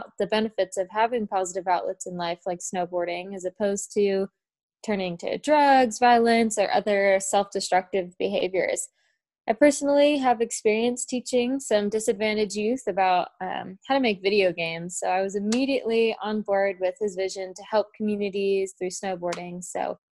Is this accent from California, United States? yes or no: yes; Oceanside, California, United States; also born or lived in Park City, Utah; I'm from Oceanside in Southern California. So even though I grew up kind of surfing by the beach